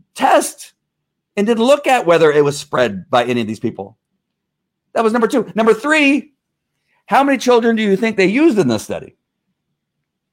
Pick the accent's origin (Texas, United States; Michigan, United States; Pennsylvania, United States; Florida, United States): Texas, United States; I'm a Texan